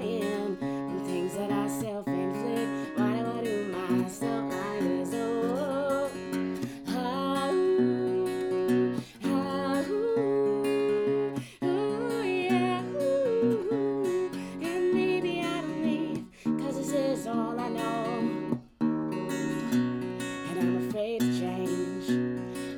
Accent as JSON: {"language": "English", "region": "Maryland", "country": "United States", "said": "I'm from Maryland"}